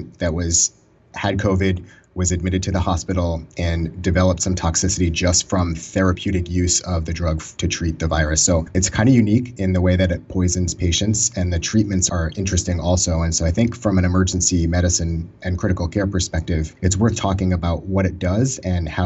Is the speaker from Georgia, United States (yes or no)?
no; Boston, Massachusetts, United States; also born or lived in Maryland; I moved back home from Maryland to Boston area